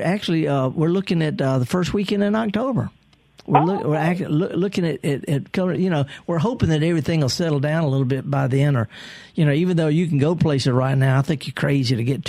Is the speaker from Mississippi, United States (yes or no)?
yes; the Mississippi Delta, United States; I'm from the Delta.